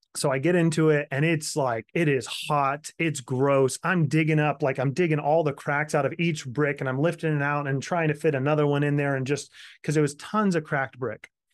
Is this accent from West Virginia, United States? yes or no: no; Kansas, United States; also born or lived in Florida; now in South Carolina, United States; Grew up in Kansas, moved to Florida for a while, and ended up in South Carolina, moved here in two thousand nine